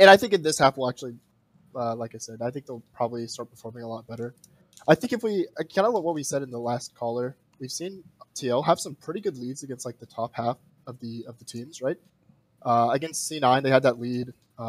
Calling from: Chattanooga, Tennessee, United States; Yeah, I'm calling from Chattanooga, Tennessee.

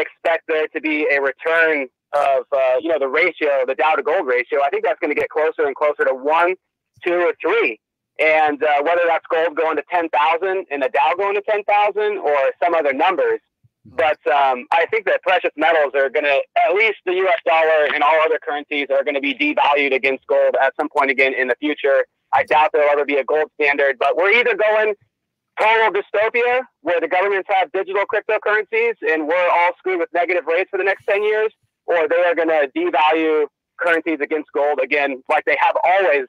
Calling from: Vancouver, Washington, United States; from Vancouver, Washington.

